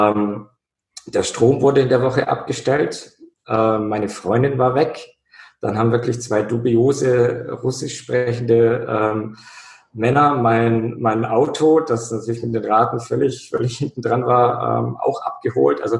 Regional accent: Bavaria, Germany; In meiner Kindheit war immer Schnee bei uns in Bayern

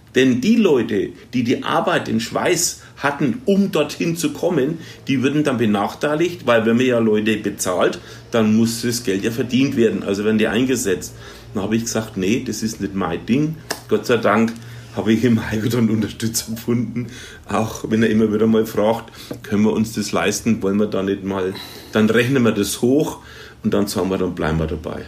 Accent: Germany; wir als Deutsche

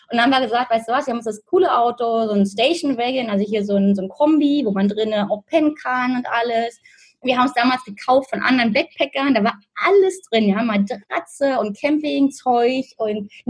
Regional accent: Berlin, Germany; moved away as an adult; now in Australia; ich bin ursprünglich aus Berlin und lebe aktuell seit sechs Jahren in Australien

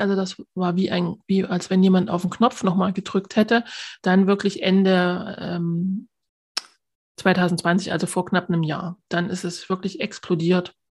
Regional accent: Altenbergen, Thuringia, Germany; in mein Heimatdorf äh, nach Altenbergen

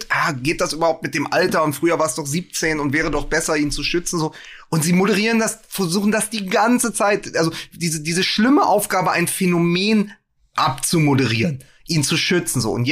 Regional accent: Berlin, Germany; als Berliner

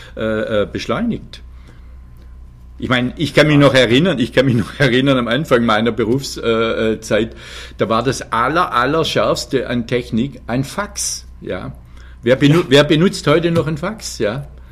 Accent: Leonberg, Baden-Württemberg, Germany; also born or lived in Freiburg; eines Geburtsorts wie Leonberg

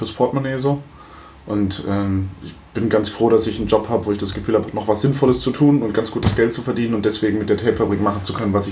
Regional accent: Frankfurt, Hesse, Germany; also born or lived in Limburg an der Lahn / Wiesbaden; ich bin tatsächlich born and raised in Frankfurt

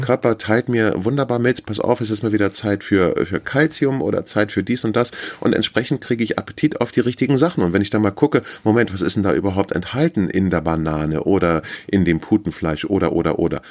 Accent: Northern Germany, Germany; also born or lived in Hamburg; wir als Norddeutsche

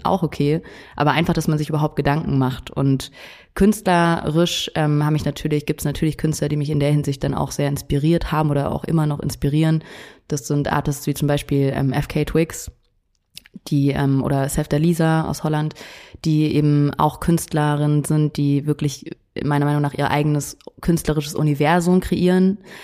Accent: Munich, Bavaria, Germany; moved away as an adult; also born or lived in Netherlands; ich bin ja in München aufgewachsen

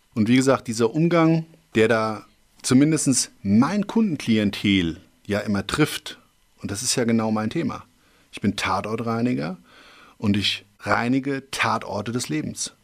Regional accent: Schwalbach am Taunus, Hesse, Germany; aufgewachsen bin ich im Anschluss eigentlich dann doch eher in Schwalbach

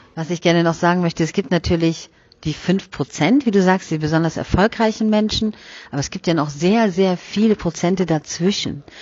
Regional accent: Germany; Bei uns in Deutschland

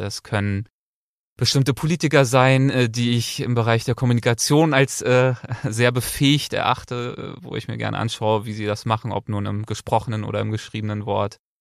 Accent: Berlin, Germany; moved away as an adult; now in Los Angeles, United States; geboren und aufgewachsen und bis einschließlich Abitur habe ich meine Zeit in Berlin verbracht

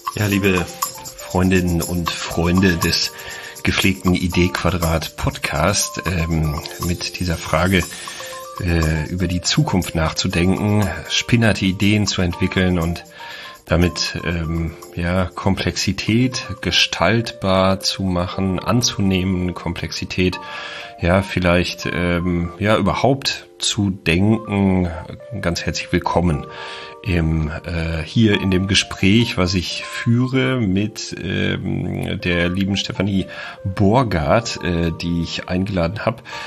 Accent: Olpe, North Rhine-Westphalia, Germany; moved away; also born or lived in Freiburg; ich komme ursprünglich aus Olpe

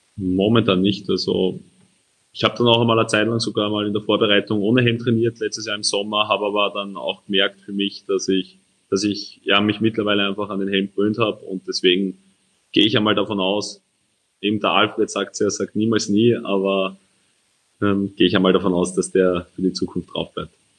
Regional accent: Steinfeld, Lower Austria, Austria; Steinfeld bei mir daheim

